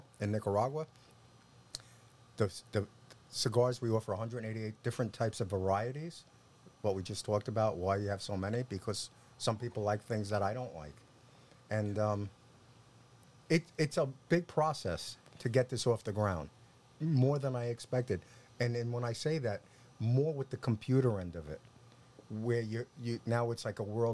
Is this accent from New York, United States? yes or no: yes; Long Island, New York, United States; accent: New York; I grew up in New York, lived on Long Island